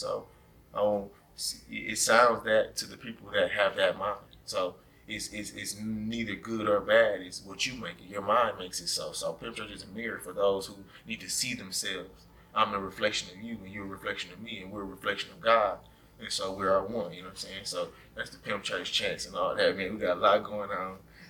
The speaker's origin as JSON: {"language": "English", "region": "Georgia", "country": "United States", "moved": "yes", "lives_now": "Milwaukee, United States", "said": "You know, I moved to Milwaukee from Georgia. Nobody could understand what I was saying when I first got here."}